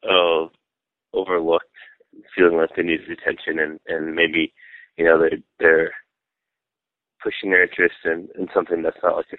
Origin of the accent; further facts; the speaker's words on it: Fenton, Michigan, United States; I was born in Southfield, Michigan, but I was raised in Fenton, Michigan, which is a relatively small town.